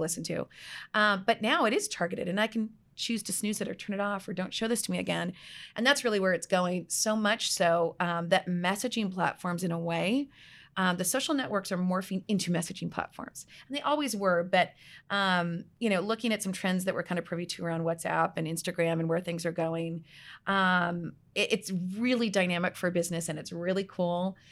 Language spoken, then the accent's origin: English; outside of Toronto, Ontario, Canada; moved away as an adult; also born or lived in British Columbia, Canada; now in Scottsdale, United States; outside of Toronto